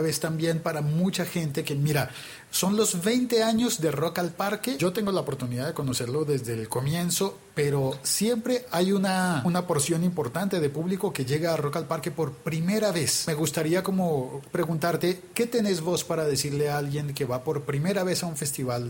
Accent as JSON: {"language": "Spanish", "region": "Bogotá", "country": "Colombia", "said": "en Bogotá pues tenemos a Santa Fe y Millonarios"}